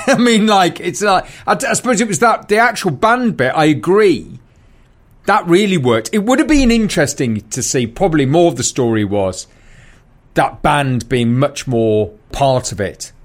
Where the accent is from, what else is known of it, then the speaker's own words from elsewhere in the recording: Newcastle upon Tyne, North East England, United Kingdom; moved away as an adult; also born or lived in London; I grew up in Newcastle